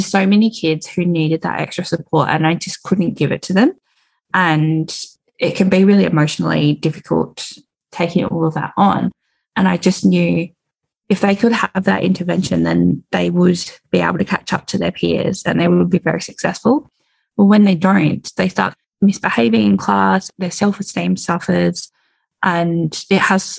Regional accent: Perth, Western Australia, Australia; I'm from Perth, WA

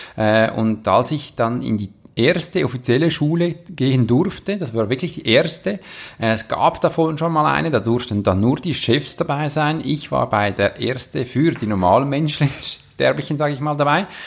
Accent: Switzerland; wir als Schweizer

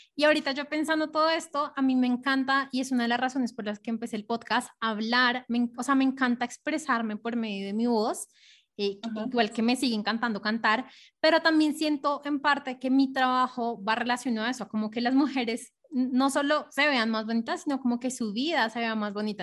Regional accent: Colombia; nací eh, en Colombia

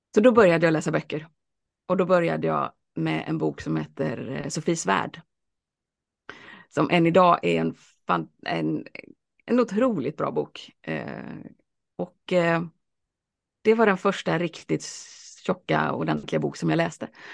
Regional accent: Alingsås, Västra Götaland, Sweden; also born or lived in Boston; Jag växte upp i Alingsås

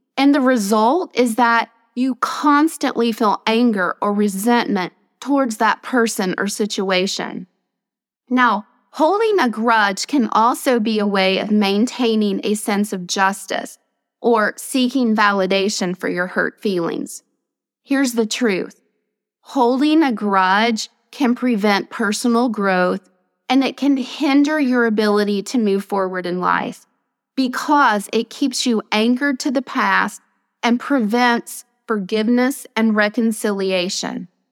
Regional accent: Nashville, Tennessee, United States; I'm a native Nashvilleian

